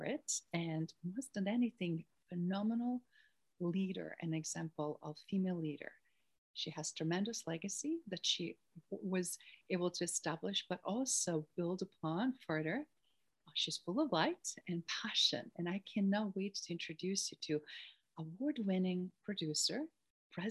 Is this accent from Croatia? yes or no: yes; Croatia; As a fellow European and neighbor Croatian